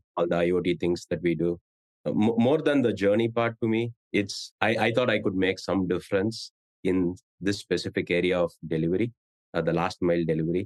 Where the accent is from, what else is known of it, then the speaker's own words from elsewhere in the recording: India; moved away as an adult; now in San Francisco Bay Area, United States; I grew up in India